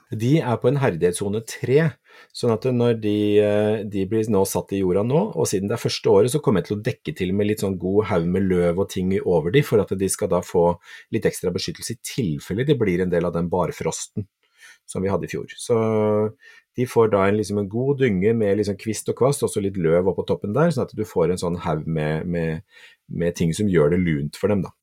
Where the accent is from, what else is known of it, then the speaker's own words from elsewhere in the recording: Kragerø, Telemark, Norway; moved away; Jeg var hjemme i Kragerø en gang til påske